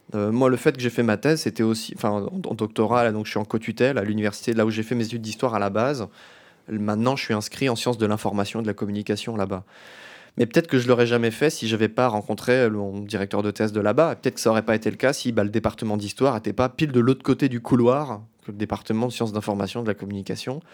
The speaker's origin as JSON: {"language": "French", "town": "Metz", "region": "Grand Est", "country": "France", "said": "Je viens de Metz, en Lorraine, en France"}